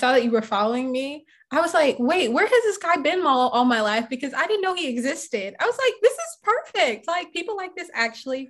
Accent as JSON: {"language": "English", "town": "Jacksonville", "region": "Florida", "country": "United States", "moved": "yes", "lives_now": "Atlanta, United States", "said": "I'm originally from Jacksonville, Florida."}